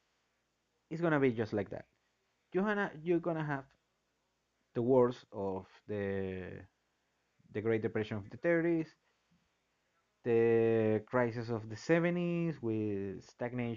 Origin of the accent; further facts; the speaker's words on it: Venezuela; moved away; I'm from Venezuela.